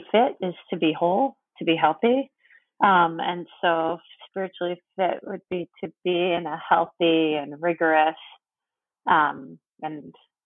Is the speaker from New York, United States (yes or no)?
yes; New York, United States; I'm from New York, born and raised.